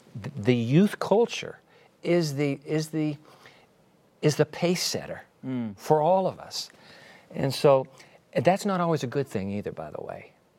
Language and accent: English; Japan; born there; I was born in Japan and so you, 14 years